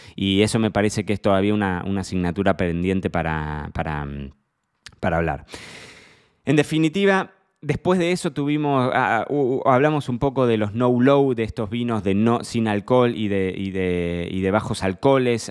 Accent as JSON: {"language": "Spanish", "country": "Argentina", "moved": "yes", "lives_now": "Marbella, Spain", "said": "Soy argentino, pero vivo en Marbella."}